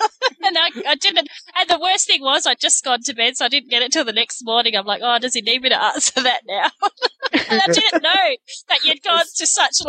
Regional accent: Australia; I'm Australian.

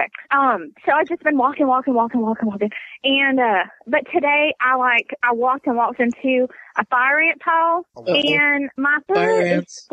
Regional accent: Texas, United States; I'm Texan

